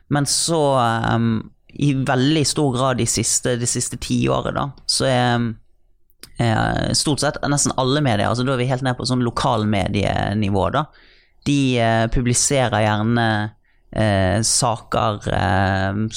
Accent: Bergen, Vestland, Norway; Trude Drevland da, fra min hjemby

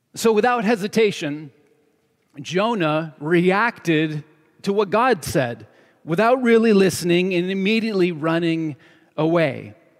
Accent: New York, United States; moved away as an adult; also born or lived in Seattle; now in Southern California, United States; when I was a kid growing up in New York State

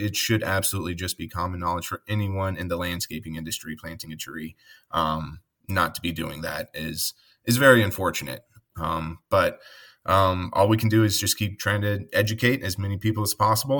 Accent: Colorado, United States; now in Midwest, United States; I grew up in Colorado.

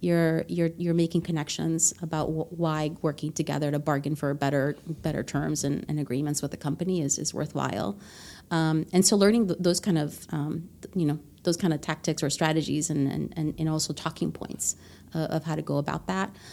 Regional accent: Honduras; English is a second language; moved away; I was born in Honduras

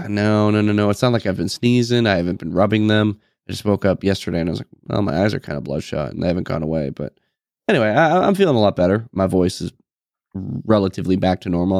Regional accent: New England, United States; moved away as an adult; I'm obviously from New England

